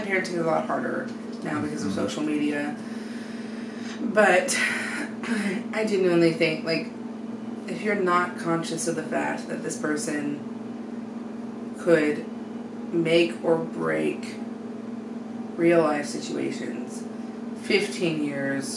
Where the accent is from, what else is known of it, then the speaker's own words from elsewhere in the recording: Bonner Springs, Kansas, United States; I grew up in Bonner